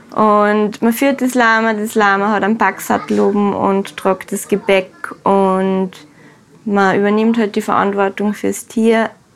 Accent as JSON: {"language": "German", "country": "Austria", "said": "bei uns in Österreich"}